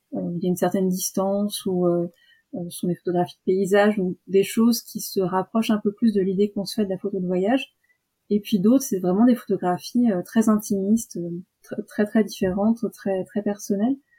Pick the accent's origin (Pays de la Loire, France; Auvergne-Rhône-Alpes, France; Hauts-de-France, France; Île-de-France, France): Île-de-France, France; now in Toulouse, France; D'Île-de-France à la base et je vis à Toulouse